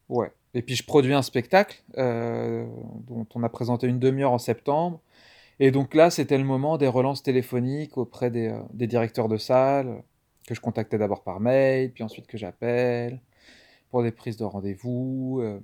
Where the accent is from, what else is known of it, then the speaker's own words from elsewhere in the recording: Nantes, Pays de la Loire, France; je suis donc un comédien nantais. Euh, euh, je suis né à Nantes